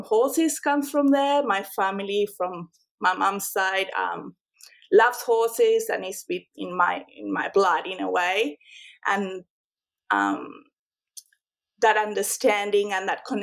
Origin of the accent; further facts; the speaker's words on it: Buenos Aires, Argentina; English is a second language; moved away as an adult; also born or lived in La Pampa, Argentina / New York, United States; now in Australia; I was born in Buenos Aires, Argentina, and I'm the oldest of five siblings